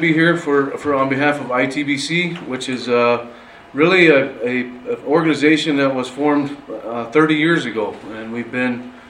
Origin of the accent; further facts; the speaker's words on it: Wyoming, United States; I'm personally from Wyoming and make trips to South Dakota